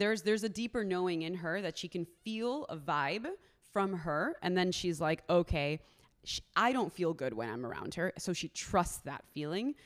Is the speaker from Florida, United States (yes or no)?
yes; Miami, Florida, United States; moved away; originally, I'm from Miami, Florida. Uh, I am Colombian, so I'm first generation American